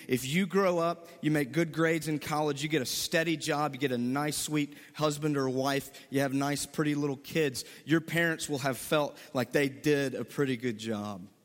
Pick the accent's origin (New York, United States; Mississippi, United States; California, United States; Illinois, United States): Mississippi, United States; moved away as an adult; I am from Mississippi, born and raised, never left